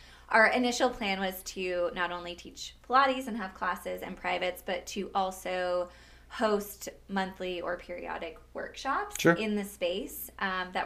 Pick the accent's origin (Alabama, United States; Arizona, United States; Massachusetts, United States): Arizona, United States; Scottsdale; born or raised there